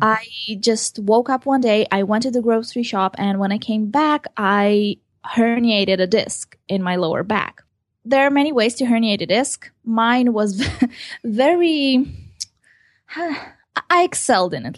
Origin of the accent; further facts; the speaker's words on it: Israel; also born or lived in Ukraine; I was born in Ukraine and I came to Israel when I was seven years old